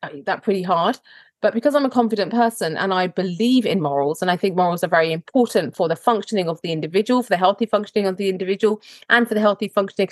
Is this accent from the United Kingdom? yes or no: yes; Croydon, London, United Kingdom; you're born and raised in Croydon and you go to state school